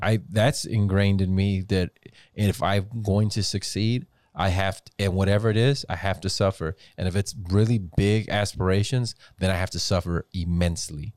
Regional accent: Weslaco, Texas, United States; growing up in the Valley in West Dakota, I can never say, "Oh, I'm Hispanic. Oh, I'm Latino." It was, "You're Mexican."

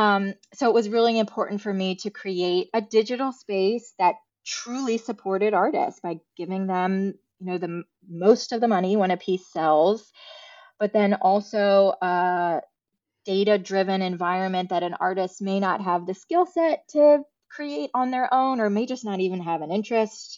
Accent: Alexandria, Virginia, United States; moved away as an adult; now in Charleston, United States; I did grow up right outside of D C, um, in Alexandria, Virginia

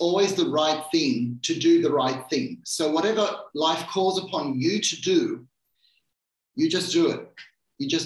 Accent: Sydney, New South Wales, Australia; moved away; we've moved back to my little hometown. And my little hometown just happens to be Sydney

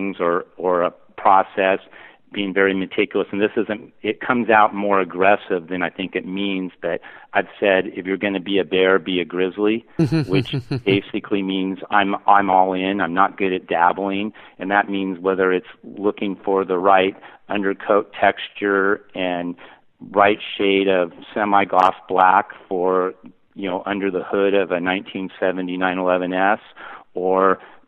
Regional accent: Pacific Northwest, United States; born there; I was born in the Pacific Northwest, and he was an engineer at Boeing

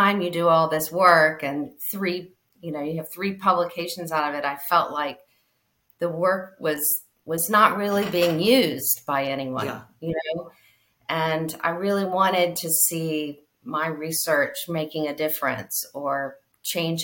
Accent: Charleston, West Virginia, United States; also born or lived in Chapel Hill, North Carolina; I'm born in Chapel Hill, North Carolina, but I grew up in Charleston, West Virginia

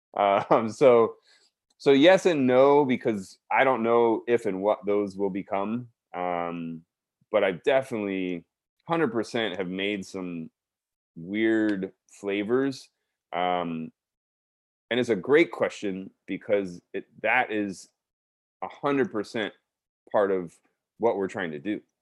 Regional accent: South Texas, United States; moved away; also born or lived in Baton Rouge, Louisiana; being born and raised in Texas, especially South Texas

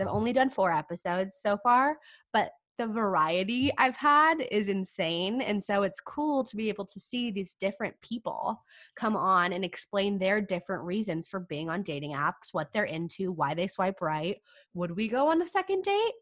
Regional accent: California, United States; now in San Diego, United States; I'm from California

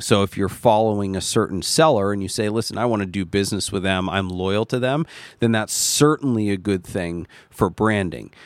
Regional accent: United States; I am an American too.

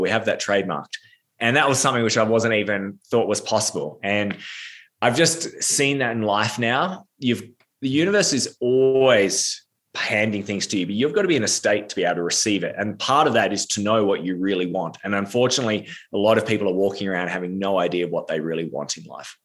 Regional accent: Australia; I am Australian, but I'm actually in America right now

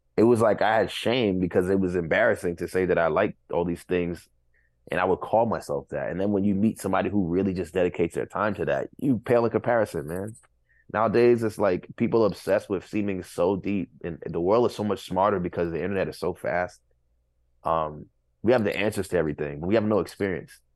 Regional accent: New York City, New York, United States; to say that I'm from Flatbush

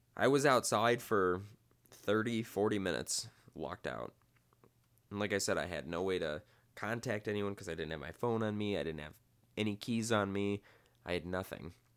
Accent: Midwest, United States; now in Las Vegas, United States; I come from the Midwest.

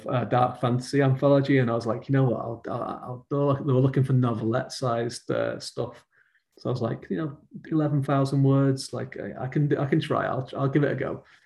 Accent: around Manchester, North West England, United Kingdom; I grew up in England, so like as in the northwest of England, which is just around Manchester

